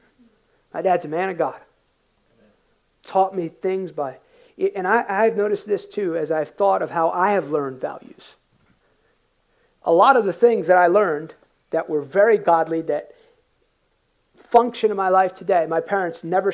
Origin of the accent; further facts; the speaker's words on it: United States; I came in culturally as an American, worked hard. My dad came to this country in 1969